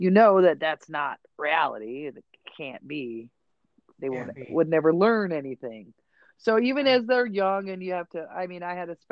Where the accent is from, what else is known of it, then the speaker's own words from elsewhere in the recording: upstate New York, United States; Growing up in upstate New York